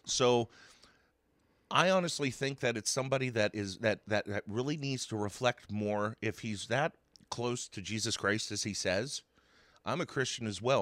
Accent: Zelienople, Pennsylvania, United States; I grew up in Zillionople since I was one year old.

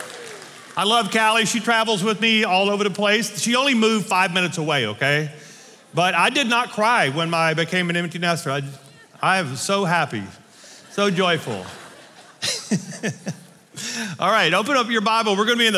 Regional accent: north Louisiana, United States; now in Colorado, United States; I was born and raised in Louisiana in the north part

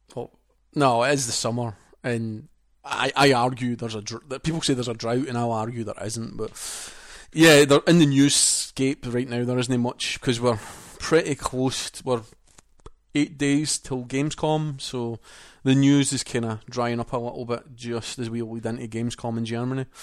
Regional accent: Scotland, United Kingdom; accent: Scottish; the translator didn't understand me because it was that Scottish, so the P R person had to translate my Scottish to them in English

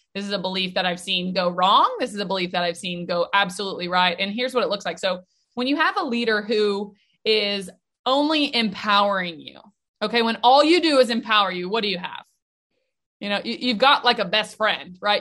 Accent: Nashville, Tennessee, United States; born or raised there

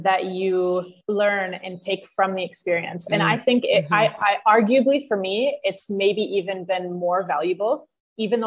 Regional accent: United States; first language English; moved away as an adult; now in France; I'm an American, so I went to middle school and high school in the U.S.

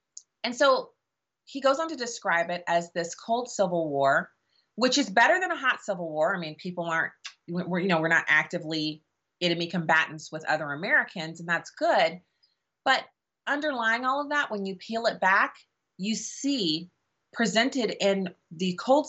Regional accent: Germany; I grew up in Germany where my dad was on active duty in the army, and there was no way in the world that my dad or my mom or any of the parents of my friends would have ever listened to me

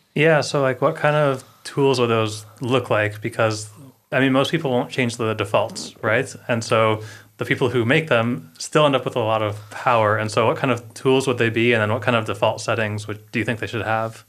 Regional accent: United States; we're both American

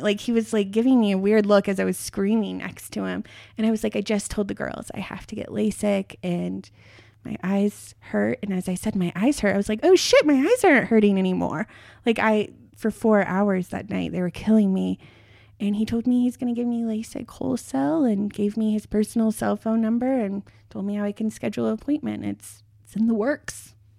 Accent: near Boulder, Colorado, United States; I grew up near Boulder, Colorado

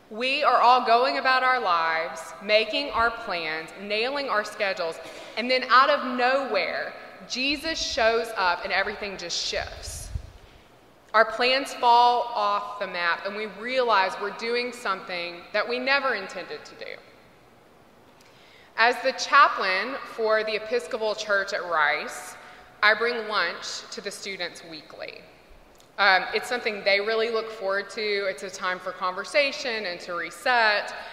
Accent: Mississippi, United States; When I was a kid growing up in Mississippi, and I know we think of Texas as the Bible Belt, but really

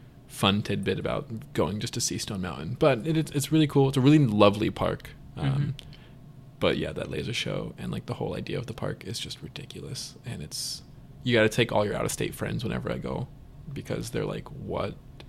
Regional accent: Georgia, United States; now in Houston, United States; every time I've been going home lately since I moved to Houston from Georgia, people that don't know from Georgia, it like just validates that like Houston's more of my home.

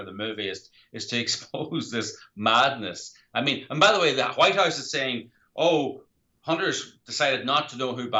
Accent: Ireland; I'm from Ireland

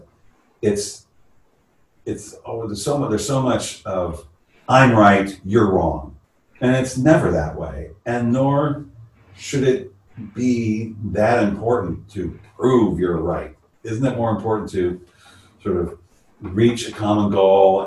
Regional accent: San Francisco, California, United States; born and raised in San Francisco

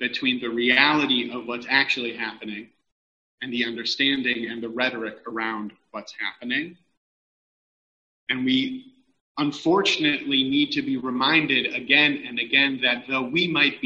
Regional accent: Los Angeles, California, United States; as a Californian, particularly as an Angeleno

